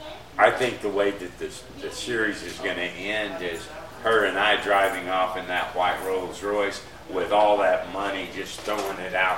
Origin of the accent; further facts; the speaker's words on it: Texas, United States; moved away as an adult; now in Los Angeles, United States; I'm from Texas originally.